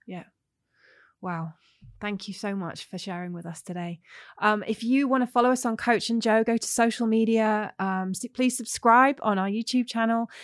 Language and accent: English; England, United Kingdom; moved away as an adult; I'm English